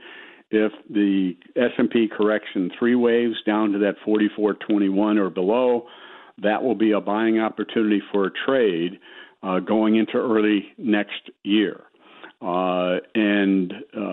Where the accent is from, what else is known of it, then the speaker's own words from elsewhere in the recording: Chicago, Illinois, United States; From the south side of Chicago